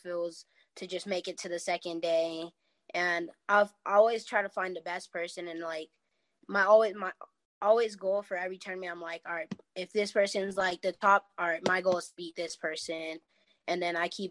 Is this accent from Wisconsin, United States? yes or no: no; California, United States; also born or lived in Miami, Florida; I'm originally from Miami, Florida, and then I moved to California when I was about 7 years old